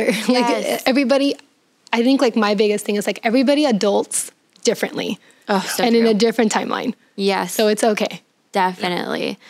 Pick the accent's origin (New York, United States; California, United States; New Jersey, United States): California, United States; San Diego; because I was growing up in San Diego, so it's a very liberal culture.